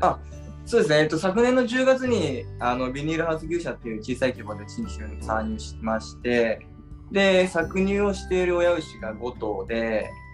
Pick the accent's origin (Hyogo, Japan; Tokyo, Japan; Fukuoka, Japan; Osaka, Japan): Tokyo, Japan; moved away as an adult; now in Niseko, Japan; 僕はですねもともと東京出身で